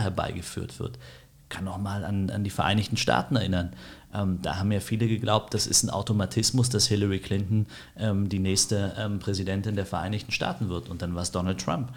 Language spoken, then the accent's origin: German; Berlin, Germany; bin in Berlin aufgewachsen, groß geworden